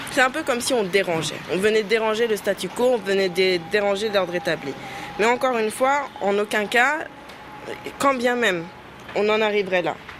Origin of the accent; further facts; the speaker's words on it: Senegal; nous sommes des Sénégalaises musulmanes